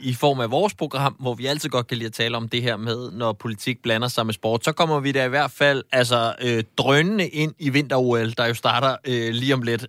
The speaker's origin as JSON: {"language": "Danish", "region": "Zealand", "country": "Denmark", "tie": "born or raised there", "said": "nu er jeg jo selv øh, født og opvokset på Sjælland"}